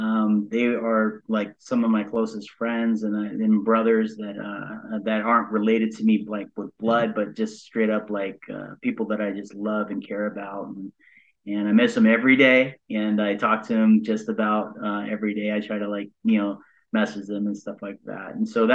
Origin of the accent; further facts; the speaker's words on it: Subic, Central Luzon, Philippines; born there; But I was born on the Subic Bay Naval Base located in Zambales. It's in central Luzon.